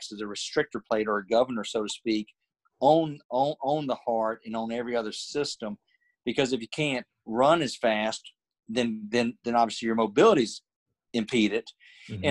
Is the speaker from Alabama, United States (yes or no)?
yes; Alabama, United States; I'm from Alabama